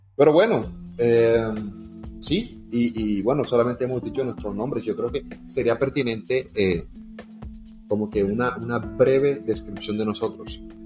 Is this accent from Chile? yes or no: no; Montería, Córdoba, Colombia; moved away as an adult; now in Sincelejo, Colombia; Yo me, nací, me crié en Montería